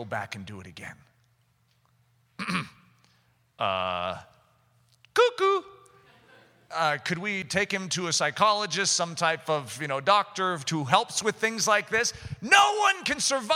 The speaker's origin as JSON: {"language": "English", "country": "United States", "said": "as an American"}